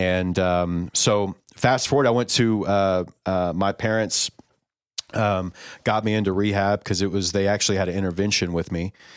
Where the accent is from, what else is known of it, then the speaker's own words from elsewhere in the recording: College Station, Texas, United States; I was born in Bryan College Station, uh, Texas, uh, Houston area